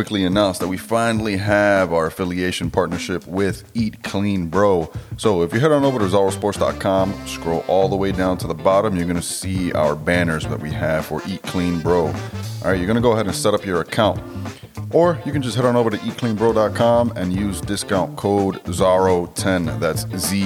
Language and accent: English; New York City, New York, United States; moved away as an adult; now in Trenton, United States; I grew up in the Bronx. I grew up like walking distance from the Yankee Stadium